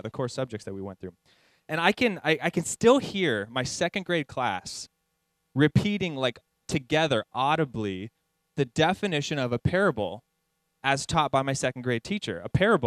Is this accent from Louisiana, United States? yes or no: no; San Jacinto, California, United States; also born or lived in Hemet, California; I grew up actually in San Jacinto, which is like in the same valley as Hemet